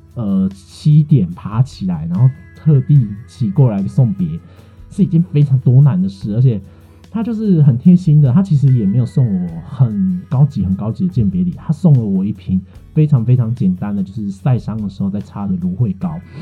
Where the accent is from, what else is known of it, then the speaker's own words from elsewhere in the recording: Tainan, Taiwan; also born or lived in Kaohsiung; 我的家乡台南